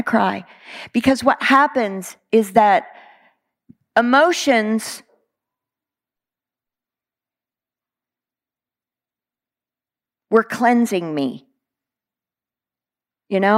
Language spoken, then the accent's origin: English; Texas, United States; I'm a Texan